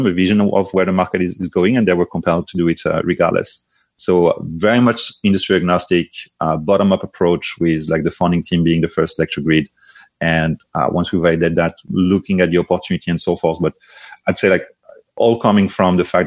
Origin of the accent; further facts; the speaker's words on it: France; English is a second language; moved away as an adult; also born or lived in San Francisco Bay Area, United States; now in United States; My accent will betray very soon already. Originally from France, I came to the US in 2009 to finish my studies at Stanford.